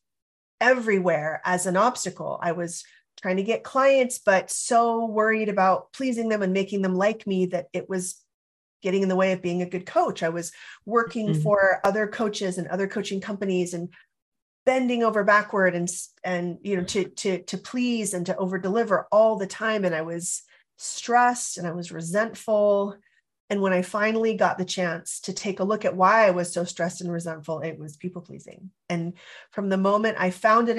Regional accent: California, United States; I grew up in California

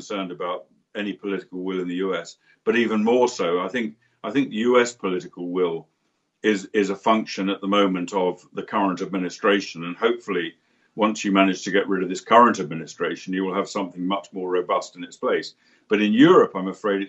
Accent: United Kingdom; as a Brit

